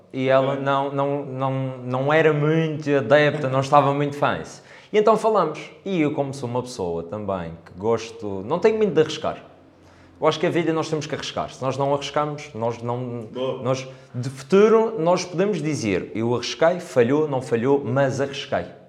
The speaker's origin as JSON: {"language": "Portuguese", "town": "Câmara de Lobos", "region": "Madeira", "country": "Portugal", "also_born_or_lived": "England", "said": "sou de cá, sou de Câmara de Lobos, um, mais precisamente da zona do Covão"}